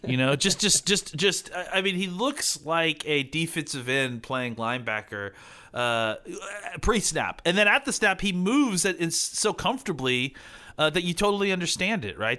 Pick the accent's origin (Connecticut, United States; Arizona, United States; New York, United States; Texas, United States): Texas, United States; Dallas; I'm from Dallas